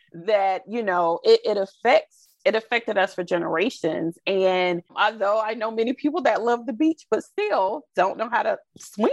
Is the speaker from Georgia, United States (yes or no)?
yes; Albany, Georgia, United States; now in Orlando, United States; I'm from Albany, Georgia, mm-hmm. originally. So it's Southwest Georgia